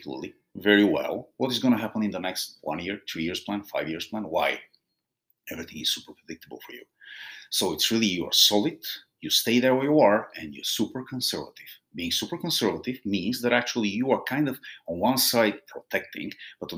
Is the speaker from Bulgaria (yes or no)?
yes; Bulgaria; moved away; I'm originally from Bulgaria